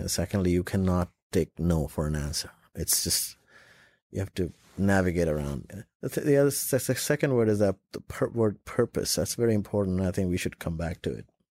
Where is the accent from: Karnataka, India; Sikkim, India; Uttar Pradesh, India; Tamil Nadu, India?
Uttar Pradesh, India; Lucknow; also born or lived in Dubai; now in United States; I was in Lucknow, my hometown, with my mom